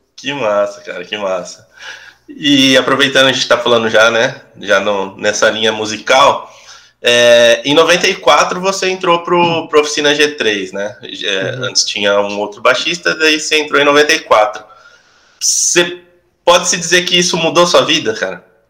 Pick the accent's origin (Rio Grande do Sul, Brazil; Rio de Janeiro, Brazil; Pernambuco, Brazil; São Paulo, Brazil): São Paulo, Brazil; Campinas; eu sou de Campinas, né? Também sou aqui do interior de São Paulo